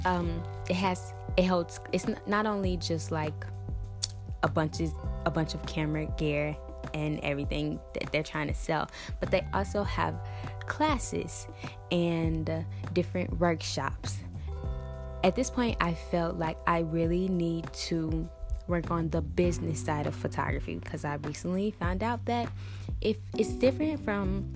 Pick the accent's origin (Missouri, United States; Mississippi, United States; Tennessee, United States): Missouri, United States; St. Louis; St. Louis, which happens to be my hometown